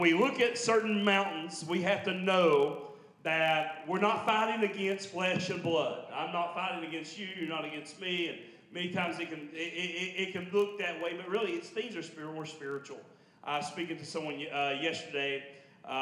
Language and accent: English; Logan County, southern West Virginia, United States; I'm Logan County boy. So I'm southern West Virginia